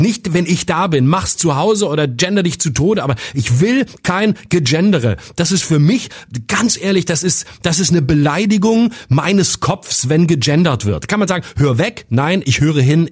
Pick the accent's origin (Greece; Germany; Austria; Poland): Germany; Lörrach, Baden-Württemberg; moved away; also born or lived in Freiburg; in meine Heimat Lörrach